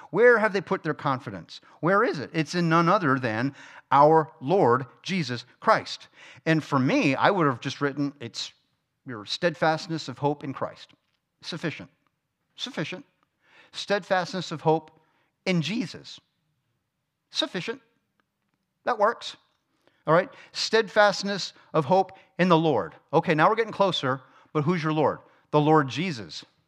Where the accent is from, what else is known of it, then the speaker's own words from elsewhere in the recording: South Florida, United States; moved away; I'm from South Florida